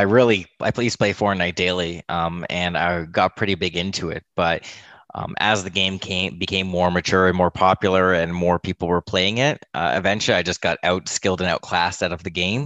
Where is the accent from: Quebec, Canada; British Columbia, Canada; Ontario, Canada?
Ontario, Canada; Toronto; I'm Canadian, so from Toronto area